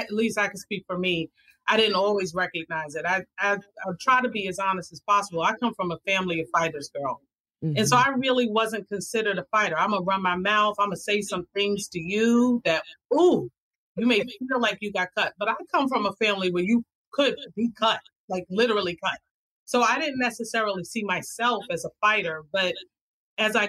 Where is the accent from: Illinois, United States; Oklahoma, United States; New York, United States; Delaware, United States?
New York, United States; New York City; where I live now and where I was raised